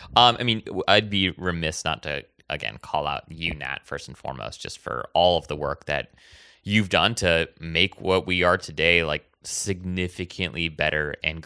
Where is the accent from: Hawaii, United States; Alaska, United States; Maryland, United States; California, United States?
Hawaii, United States; It's because, so I grew up in Hawaii. And in the way that I speak today is very different than the way that I spoke then, right? Like, my parents were born and raised there as well.